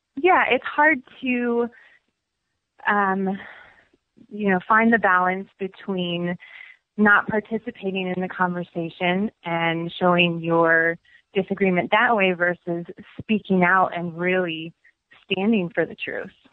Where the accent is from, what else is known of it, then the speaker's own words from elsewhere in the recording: Milwaukee, Wisconsin, United States; I'm from Milwaukee, Wisconsin